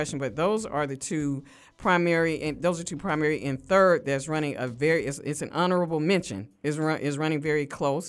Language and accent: English; United States; I consider myself as African American, not a black person who just happened to be born in America